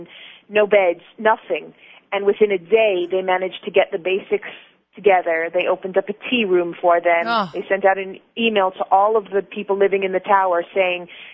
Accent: United States; moved away as an adult; also born or lived in Los Angeles; now in Israel; I was raised in America

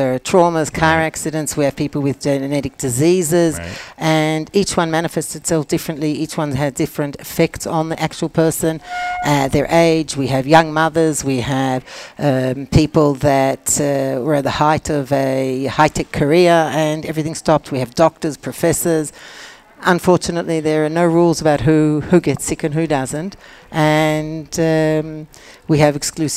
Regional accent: Australia; now in Israel

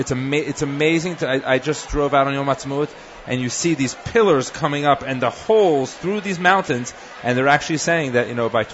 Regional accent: United States; moved away as an adult; also born or lived in Philadelphia / Cherry Hill, New Jersey / Washington, D.C.; now in Israel; I was born in Philadelphia, to my own credit. So I can say that I was born and I'm from Philadelphia.

